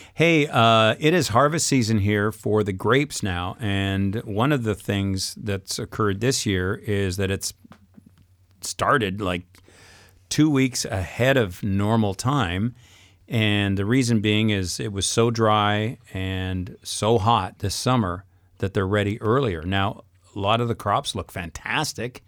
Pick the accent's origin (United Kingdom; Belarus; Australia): United Kingdom; England; moved away as an adult; now in France; I'm English